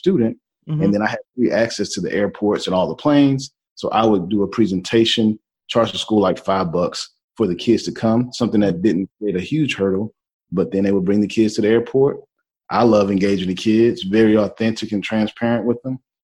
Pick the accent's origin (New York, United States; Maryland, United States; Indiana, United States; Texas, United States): Texas, United States; Houston; moved away as an adult; also born or lived in Seattle, Washington; I'm from Houston, Texas, originally, born and raised, absolutely love my city